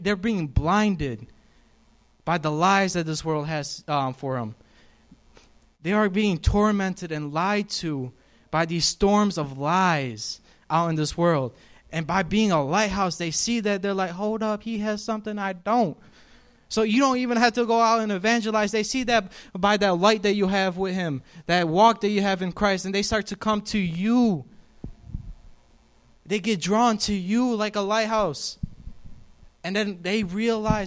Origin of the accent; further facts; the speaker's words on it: New York, United States; moved away; I'm from New York